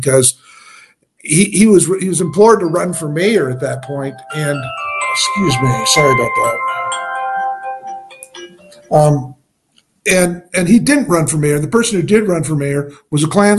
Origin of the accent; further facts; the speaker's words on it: Denver, Colorado, United States; I grew up in Denver